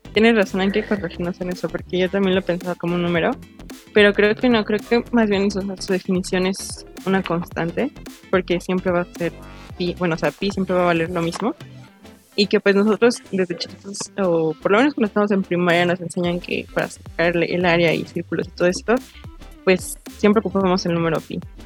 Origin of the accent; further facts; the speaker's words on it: Mexico; como mexicanos